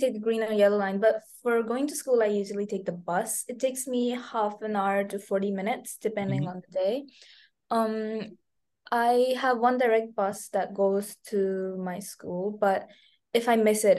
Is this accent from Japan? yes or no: yes; Japan; now in Singapore; I have been thinking that the fees here are expensive compared to my home country, Japan.